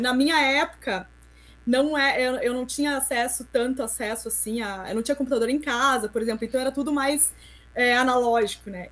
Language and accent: Portuguese; interior of Rio Grande do Sul, Brazil; moved away as an adult; also born or lived in Santa Catarina; eu sou do interior do Rio Grande do Sul